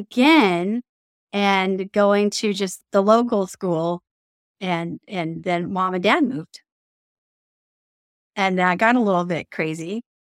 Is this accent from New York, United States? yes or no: no; Mobile, Alabama, United States; I grew up in the South, moved to Mobile, Alabama when I was 9 years old, have a couple of older siblings.